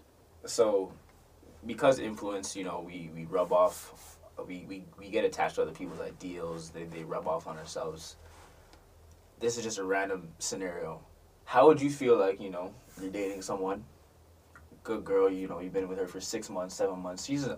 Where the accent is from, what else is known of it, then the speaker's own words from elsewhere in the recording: Toronto, Ontario, Canada; I used to say I'm from Toronto, I'll be honest, it's okay.